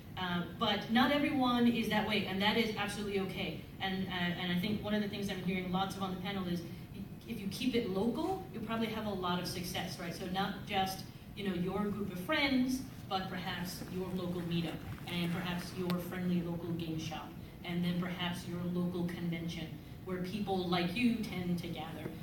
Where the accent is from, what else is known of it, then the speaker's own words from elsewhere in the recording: New York City, New York, United States; also born or lived in the Bronx; I'm from the Bronx. I went to school in the South Bronx. I grew up in Spanish Harlem in Manhattan